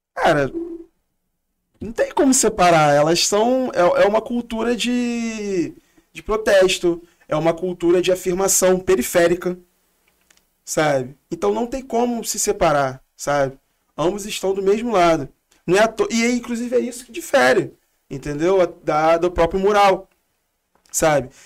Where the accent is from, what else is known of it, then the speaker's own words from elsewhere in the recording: Rio de Janeiro, Brazil; Vem de Realengo, da zona oeste, sou cria mesmo de lá. E moro ainda